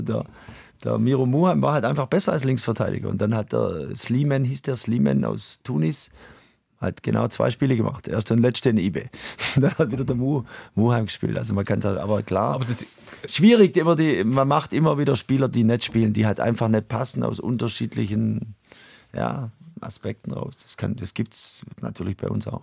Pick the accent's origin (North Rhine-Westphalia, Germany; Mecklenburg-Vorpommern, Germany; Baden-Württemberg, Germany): Baden-Württemberg, Germany; near Heidenheim; moved away as an adult; also born or lived in Switzerland; now in St. Gallen, Switzerland; das ist meine Ecke aus Deutschland, wo ich herkomme. Ich komme direkt 20 Kilometer daneben äh, her